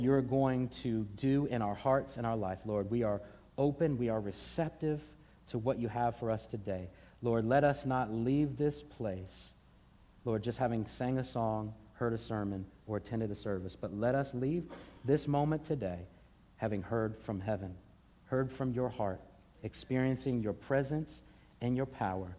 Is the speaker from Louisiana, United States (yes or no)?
no; Hampton Roads, Virginia, United States; Growing up in Hampton Roads, Virginia